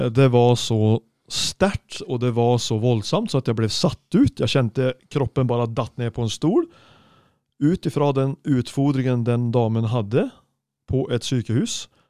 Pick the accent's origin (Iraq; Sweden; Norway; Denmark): Sweden; moved away; jeg er svensk snekker